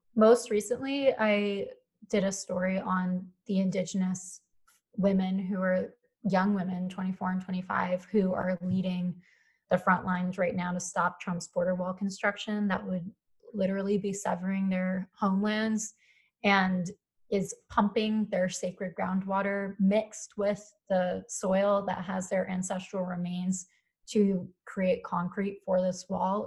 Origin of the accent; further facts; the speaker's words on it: Philadelphia, Pennsylvania, United States; moved away as an adult; also born or lived in Colorado; I grew up in Philadelphia